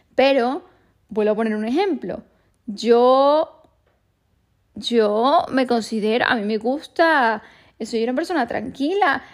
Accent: Venezuela; moved away; cuando vivía en mi país, en Venezuela

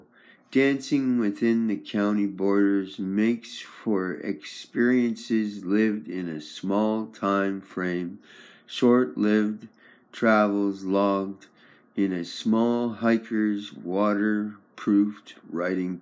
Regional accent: Victoria, British Columbia, Canada; I'm from Victoria, BC, Canada, British Columbia

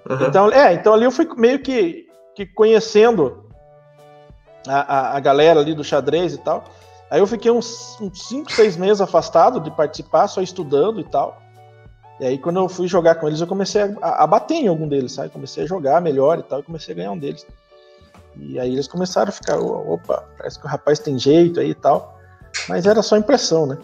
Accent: Piraí do Sul, Paraná, Brazil; also born or lived in Castro; Na verdade, eu nasci em Castro, que é uma cidade vizinha aqui, ah. mas eu moro em Piraí do Sul desde os meus 7, 8 anos. Então, eu sou piraense de coração

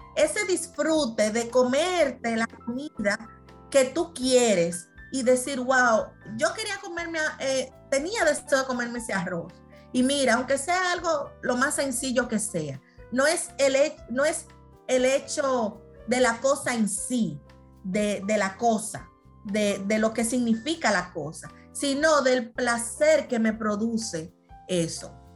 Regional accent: Dominican Republic; somos los dominicanos

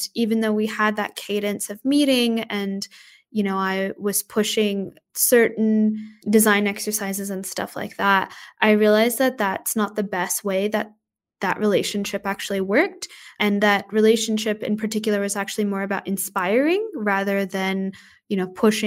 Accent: Texas, United States; moved away as an adult; now in Australia; I grew up in Texas

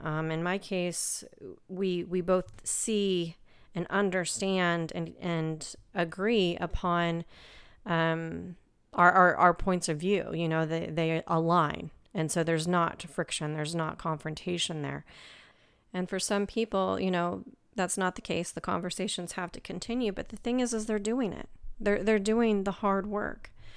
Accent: United States; I'm from America

